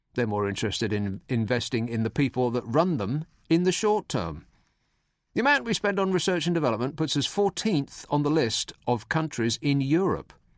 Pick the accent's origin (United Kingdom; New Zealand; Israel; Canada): United Kingdom; we're British